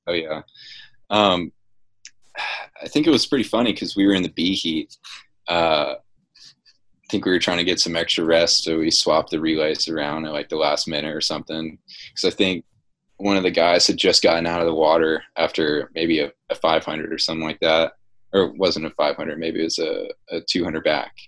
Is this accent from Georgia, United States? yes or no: yes; Dunwoody, Georgia, United States; I'm from Dunwoody